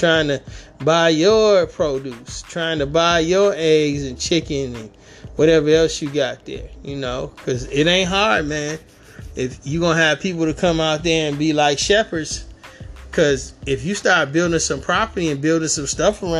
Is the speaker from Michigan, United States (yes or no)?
yes; Detroit, Michigan, United States; moved away; I'm born and raised in Detroit